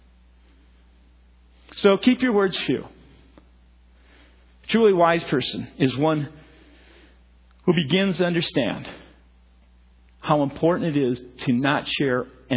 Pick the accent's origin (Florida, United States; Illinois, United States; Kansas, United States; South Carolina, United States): Illinois, United States; Chicago; moved away; I'm from Chicago area